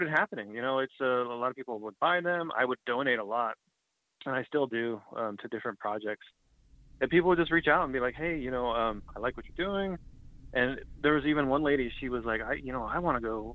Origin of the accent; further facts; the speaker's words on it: Osage Nation, Oklahoma, United States; I'm from the Osage Nation